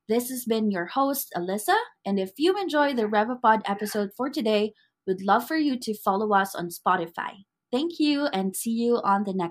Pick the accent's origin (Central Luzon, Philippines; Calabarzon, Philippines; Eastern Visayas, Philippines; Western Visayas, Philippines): Eastern Visayas, Philippines; Leyte; now in Manila, Philippines; I'm from Leyte. Ooh. Pero, kasi, pero dito na ako sa Manila nagstay.